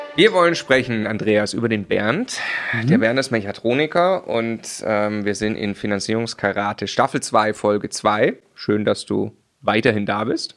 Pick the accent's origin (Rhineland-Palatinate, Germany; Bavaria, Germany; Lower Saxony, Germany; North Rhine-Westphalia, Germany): Bavaria, Germany; Munich; Wir kommen aus München.